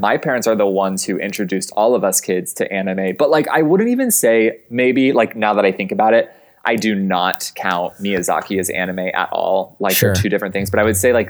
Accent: Arizona, United States; moved away as an adult; also born or lived in Chicago; I am from Arizona. Like my house is like on dirt, like in the desert

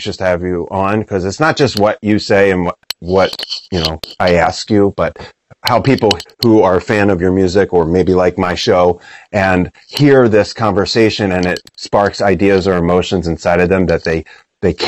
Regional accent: Philadelphia, Pennsylvania, United States; I'm from Philly

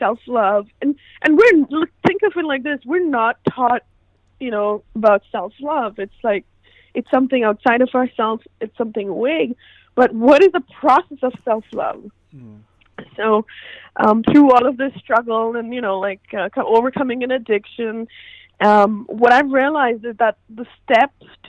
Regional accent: India; now in United States; I'm born and raised in India

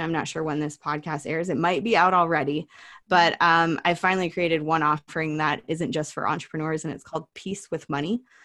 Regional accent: Oregon, United States; growing up in Oregon

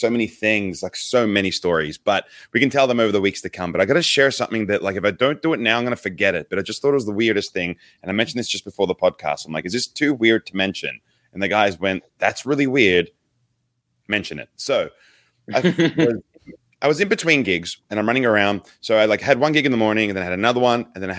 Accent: Australia; Oh, good day, mate. I'm Aussie ….

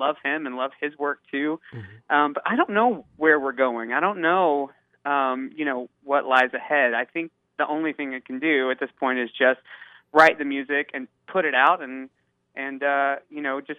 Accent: Tennessee, United States; moved away as an adult; also born or lived in Chattanooga / Nashville; now in Los Angeles, United States; I grew up in Tennessee and spent a lot of time in Chattanooga and Nashville.

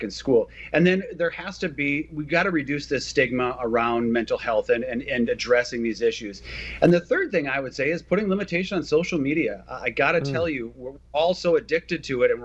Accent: Minnesota, United States; It's great to be back in my home state

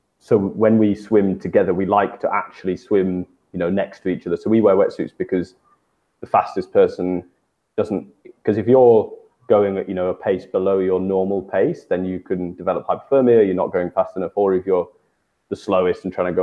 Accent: Lake District, North West England, United Kingdom; we're from the Lake District originally, which is an area of England

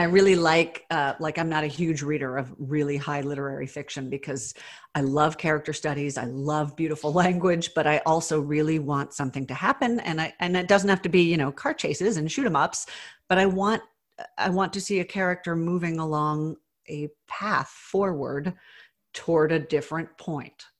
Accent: the South, United States; I was raised in the South

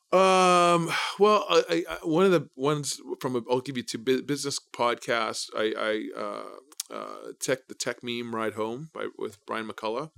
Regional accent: Manitoba, Canada; moved away as an adult; also born or lived in Brandon, Manitoba; now in Toronto, Canada; I'm from coming from Manitoba

